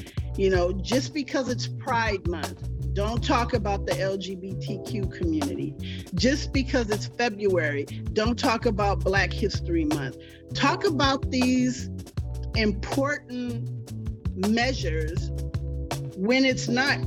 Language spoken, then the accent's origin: English; Richmond, California, United States; I grew up in Richmond, California